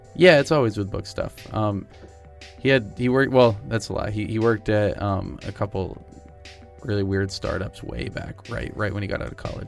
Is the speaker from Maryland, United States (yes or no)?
no; New Hampshire, United States; I actually am from New Hampshire